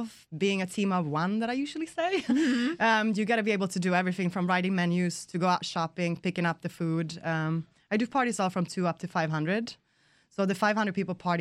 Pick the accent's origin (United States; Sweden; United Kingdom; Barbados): Sweden; West Coast of Sweden; moved away; I'm from the West Coast in Sweden